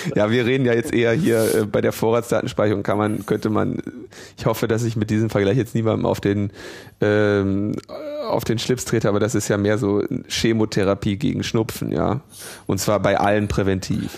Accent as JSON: {"language": "German", "area": "Ruhr area", "region": "North Rhine-Westphalia", "country": "Germany", "tie": "born or raised there", "said": "ich bin ja im Ruhrgebiet geboren"}